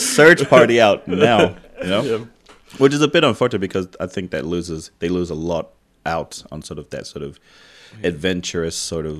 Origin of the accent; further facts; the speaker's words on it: Tonga; moved away; Like growing up in Tonga